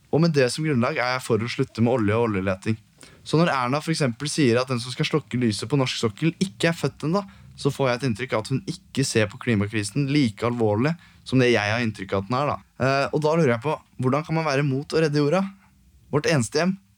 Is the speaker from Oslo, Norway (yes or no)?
yes; Oslo, Norway; født og oppvokst i Oslo